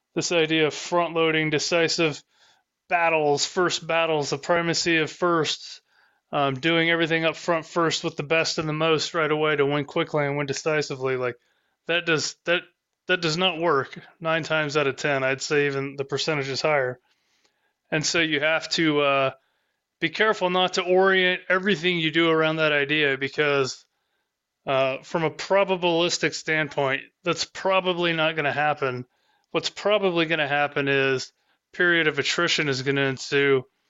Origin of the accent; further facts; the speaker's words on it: Southern Indiana, United States; accent: Southern Indiana English; I'm from Southern Indiana, and I speak Southern Indiana English